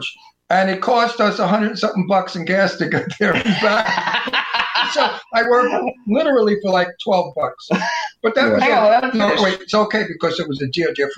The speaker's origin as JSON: {"language": "English", "town": "New York City", "region": "New York", "country": "United States", "tie": "born or raised there", "also_born_or_lived": "Astoria, Queens", "moved": "yes", "lives_now": "Palm Springs, United States", "said": "I'm from Brooklyn. I was raised with gangsters"}